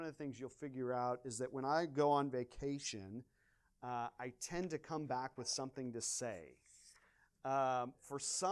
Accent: Washington, Missouri, United States; moved away; My hometown is Washington, Missouri

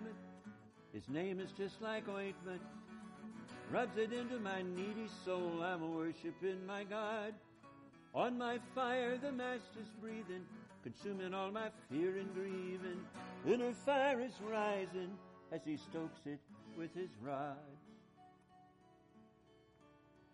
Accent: Boise, Idaho, United States; we hail from Idaho, Boise in particular

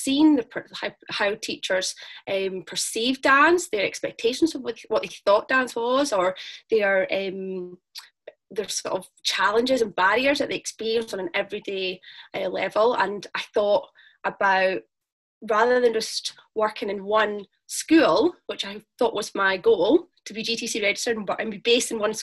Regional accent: Dundee, Scotland, United Kingdom; I am from Dundee

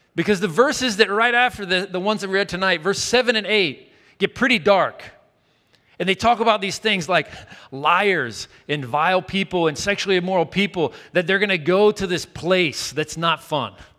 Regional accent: Chattanooga, Tennessee, United States; moved away; The city for me in my hometown was down the mountain in Chattanooga, Tennessee

